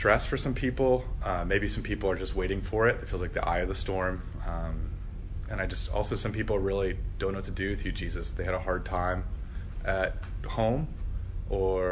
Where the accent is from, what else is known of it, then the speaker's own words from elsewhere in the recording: Midwest, United States; accent: Midwestern; That was my Midwestern accent, Hosier.